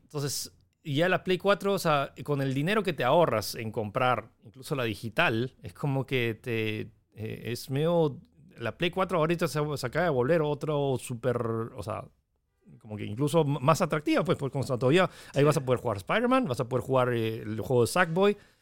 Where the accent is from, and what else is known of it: Peru